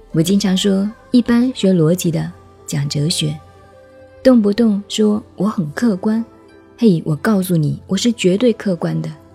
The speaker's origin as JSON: {"language": "Chinese", "country": "China", "said": "我们中国人唱戏总是学诸葛亮掐指一算"}